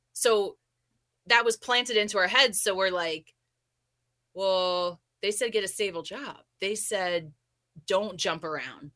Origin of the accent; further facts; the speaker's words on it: New Jersey, United States; moved away; also born or lived in California; I'm from Jersey